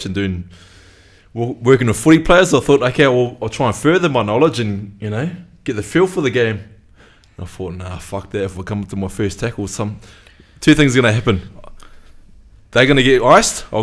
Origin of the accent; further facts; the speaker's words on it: New Zealand; also born or lived in Te Kauwhata, Waikato / Alexandra, Otago; now in Sydney, Australia; grew up in New Zealand, born and bred in New Zealand